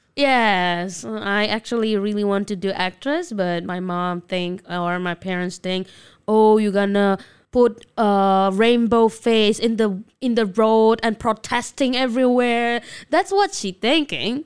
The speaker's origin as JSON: {"language": "English", "region": "Jakarta", "country": "Indonesia", "tie": "born or raised there", "also_born_or_lived": "Medan, Indonesia", "second_language": "English", "moved": "as an adult", "lives_now": "Taiwan", "said": "I grew up in Jakarta, yeah, until my junior high school. And I moved to North Sumatra after"}